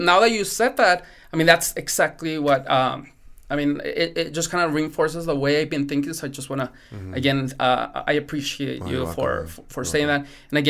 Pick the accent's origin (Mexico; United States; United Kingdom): Mexico; born there; English is a second language; My first language is not English, right? I was born also in Mexico.